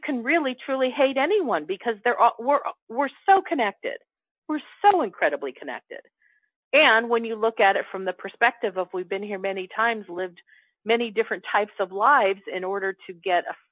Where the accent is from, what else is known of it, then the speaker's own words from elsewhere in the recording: Chicago, Illinois, United States; I grew up in Chicago